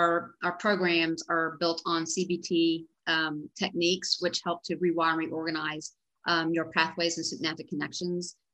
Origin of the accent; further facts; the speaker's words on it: Dallas, Texas, United States; I grew up here in Dallas, Texas, And went to school at UT Austin